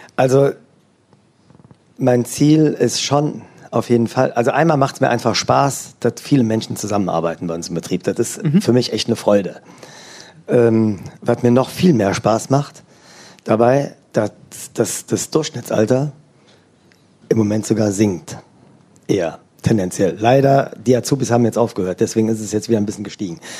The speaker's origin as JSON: {"language": "German", "area": "Eifel", "region": "Rhineland-Palatinate", "country": "Germany", "tie": "born or raised there", "moved": "yes", "lives_now": "Oberissigheim, Germany", "said": "ich komme aus der Eifel"}